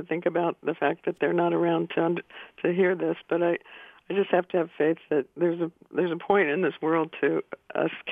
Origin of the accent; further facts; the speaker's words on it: Yellow Springs, Ohio, United States; also born or lived in Rangoon, Myanmar; growing up in Yellow Springs